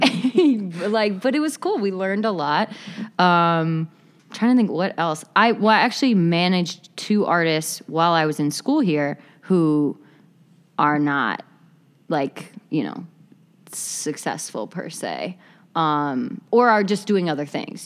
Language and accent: English; Appleton, Wisconsin, United States; moved away as an adult; also born or lived in Chicago; I'm originally from Appleton, Wisconsin